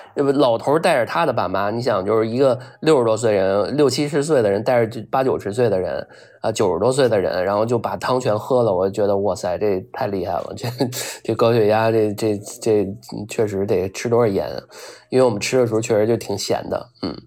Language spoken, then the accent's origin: Chinese; Beijing, China; 咱们北京这边儿人